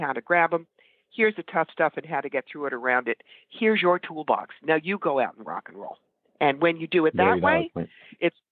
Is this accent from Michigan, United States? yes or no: no; New York, United States; I'm a New Yorker